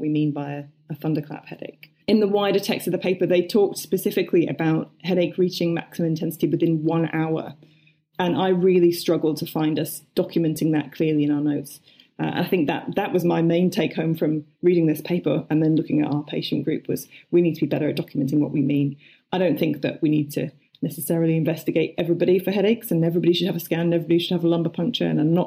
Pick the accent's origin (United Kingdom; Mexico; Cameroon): United Kingdom; I as a British person